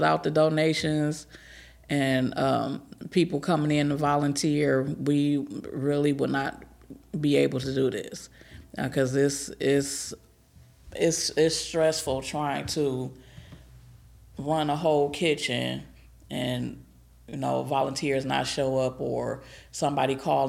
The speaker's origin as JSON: {"language": "English", "town": "Detroit", "region": "Michigan", "country": "United States", "moved": "as an adult", "lives_now": "Kalamazoo, United States", "said": "I'm from Detroit"}